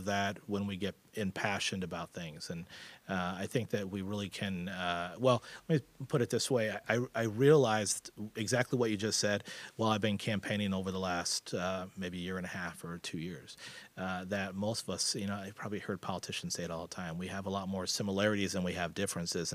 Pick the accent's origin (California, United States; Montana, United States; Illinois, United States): Illinois, United States; Chicago; moved away as an adult; now in Carbondale, United States; I grew up in Chicagoland area, and when the time was right, I got down into Carbondale and never left